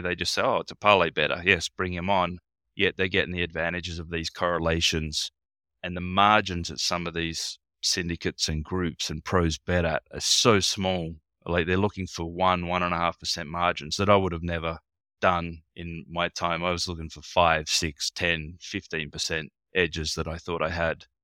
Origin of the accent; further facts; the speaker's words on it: Australia; also born or lived in Darwin; being in Australia